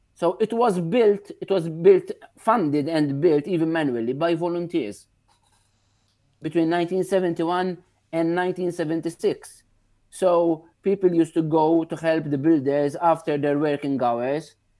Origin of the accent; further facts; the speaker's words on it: Victoria, Gozo, Malta; here in Victoria, in my hometown